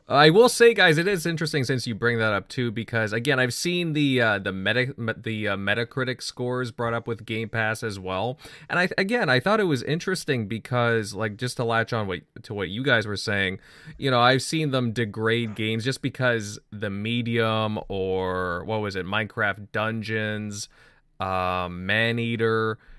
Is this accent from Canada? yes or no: yes; Canada; as a Canadian